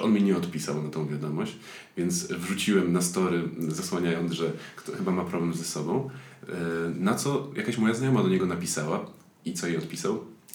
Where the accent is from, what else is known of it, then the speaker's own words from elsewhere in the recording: Silesian Voivodeship, Poland; jestem ze Śląska